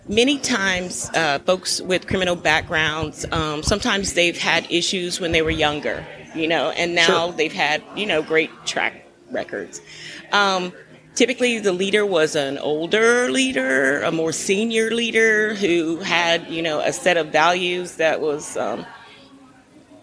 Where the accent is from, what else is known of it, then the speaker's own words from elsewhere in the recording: San Antonio, Texas, United States; I was born and raised in San Antonio, so I grew up with military folks